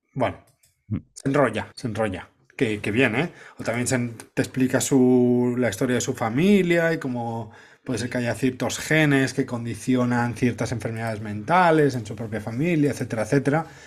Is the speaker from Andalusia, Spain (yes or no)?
no; Cambrils, Catalonia, Spain; mi pueblo, Cambrils, el Mediterráneo